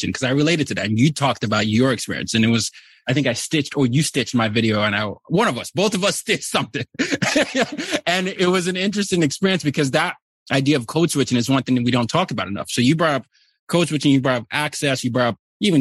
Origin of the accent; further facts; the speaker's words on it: Nigeria; now in United States; I'm from Nigeria